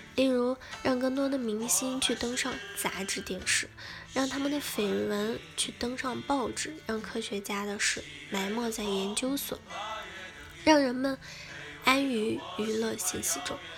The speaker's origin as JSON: {"language": "Chinese", "country": "China", "said": "作为一个中国人"}